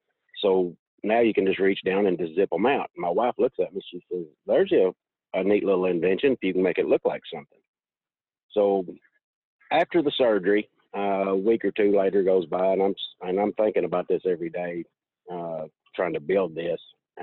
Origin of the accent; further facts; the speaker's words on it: Kentucky, United States; Western Kentucky.